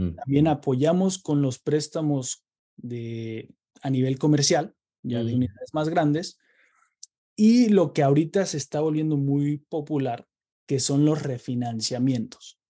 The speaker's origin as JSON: {"language": "Spanish", "region": "Querétaro", "country": "Mexico", "tie": "born or raised there", "moved": "as an adult", "lives_now": "United States", "said": "yo soy originario de Querétaro, eh, México, y eh, llevo en Estados Unidos ocho años, ya casi nueve"}